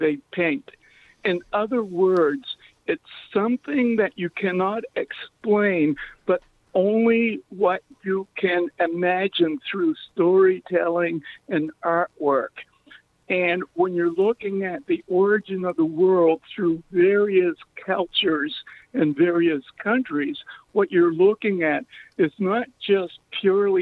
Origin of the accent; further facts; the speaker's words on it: Nova Scotia, Canada; I was born in Nova Scotia, Canada